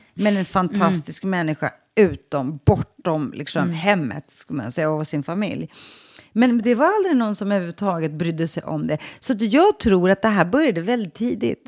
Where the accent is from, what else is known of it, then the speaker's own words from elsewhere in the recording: Stockholm, Stockholm County, Sweden; jag växte upp i Sveriges fattigaste förort i Rinkeby